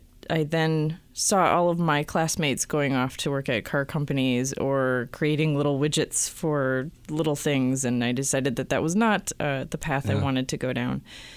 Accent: Michigan, United States; moved away as an adult; also born or lived in Minnesota; now in California, United States; I'm from Michigan.

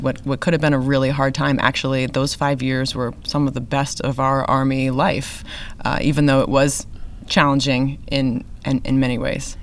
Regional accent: New England, United States; now in Texas, United States; I grew up in New England

